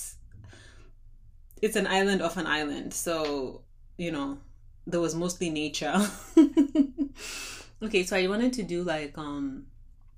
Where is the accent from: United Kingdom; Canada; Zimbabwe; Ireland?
Zimbabwe; I'm from Zimbabwe